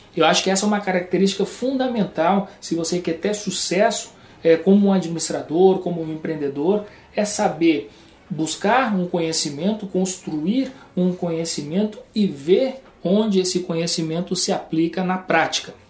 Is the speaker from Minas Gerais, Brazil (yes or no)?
no; Rio Grande do Sul, Brazil; moved away; also born or lived in João Pessoa / Porto Alegre